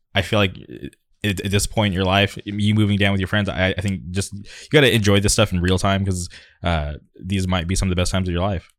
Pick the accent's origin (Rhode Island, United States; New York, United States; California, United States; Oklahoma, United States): California, United States; La Quinta; I grew up in the city of La Quinta